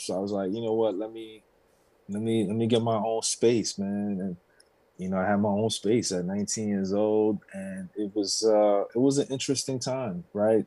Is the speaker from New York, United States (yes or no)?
yes; New York City, New York, United States; growing up in New York